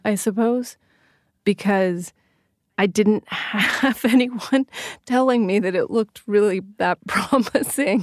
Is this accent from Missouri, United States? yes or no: no; Sacramento, California, United States; moved away; I love Sacramento. I loved growing up there